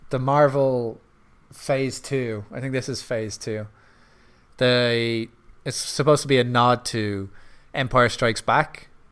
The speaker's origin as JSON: {"language": "English", "country": "Ireland", "said": "I'm Irish"}